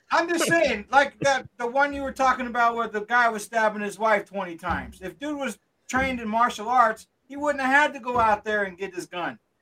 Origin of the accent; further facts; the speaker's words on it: Oakland, California, United States; also born or lived in Utah; I grew up in Oakland